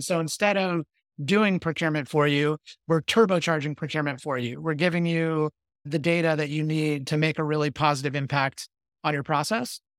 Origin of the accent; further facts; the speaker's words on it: Victorville, California, United States; I grew up in the Mojave Desert in a small town called Victorville. That's in Southern California